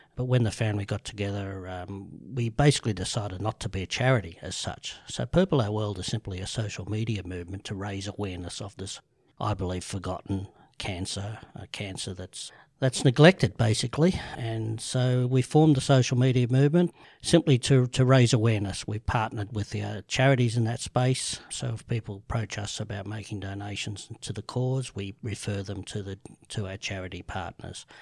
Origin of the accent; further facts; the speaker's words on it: Sydney, New South Wales, Australia; grew up in the eastern suburbs, um, from Rose Bay to Bellevue Hill to B-, North Bondi, back to Vaucluse, back to Bellevue Hill